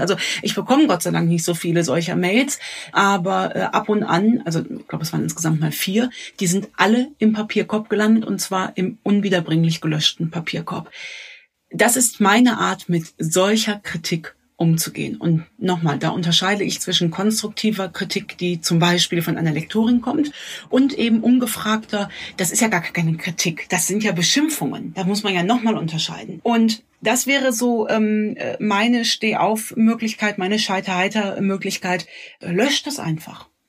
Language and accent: German; Cologne, North Rhine-Westphalia, Germany; ich als äh, Kölnerin